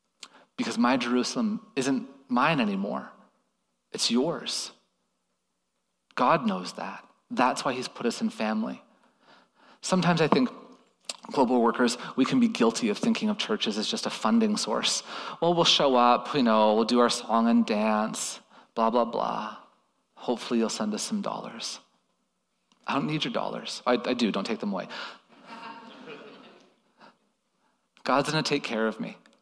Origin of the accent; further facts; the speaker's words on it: Toronto, Ontario, Canada; moved away as an adult; now in Thailand; my home nation. I'm from Toronto. It's been hard to be away from Toronto lately.